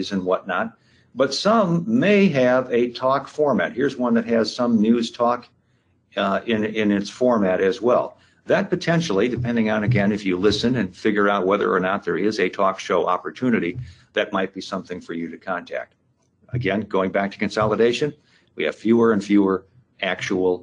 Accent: Rockford, Illinois, United States; my hometown, Rockford, Illinois here

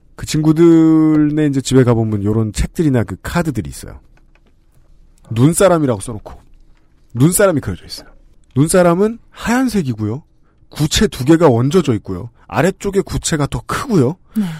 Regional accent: South Korea

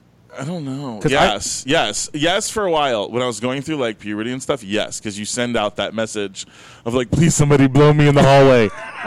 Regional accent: Fort Lauderdale, Florida, United States; born or raised there; accent: New York; also born or lived in Brooklyn, New York

